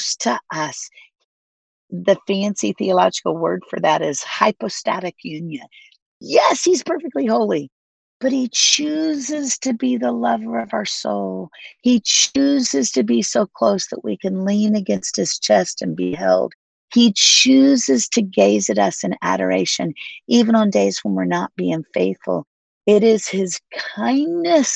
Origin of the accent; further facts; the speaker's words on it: Florida, United States; now in Nashville, United States; I grew up in Florida